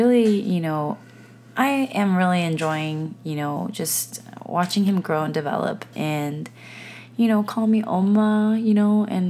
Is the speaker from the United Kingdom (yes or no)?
no; South Korea; also born or lived in United States; And so I grew up in the States a little bit, and then I grew up in Korea. And so I'm a mixture of, you know, I'm a hodgepodge of things.